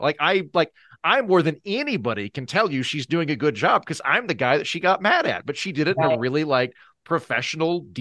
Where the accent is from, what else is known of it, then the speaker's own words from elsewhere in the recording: Oklahoma, United States; I'm from Oklahoma. It's dead flat.